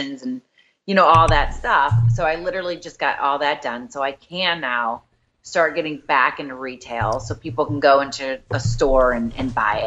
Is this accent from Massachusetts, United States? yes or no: no; Akron, Medina area, south of Cleveland, Ohio, United States; I'm from Ohio.